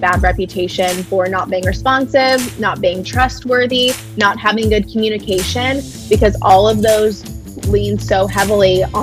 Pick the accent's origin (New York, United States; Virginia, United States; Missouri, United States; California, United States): California, United States; Lemoore; also born or lived in Los Angeles, California; I was born and raised in Lemoore, California.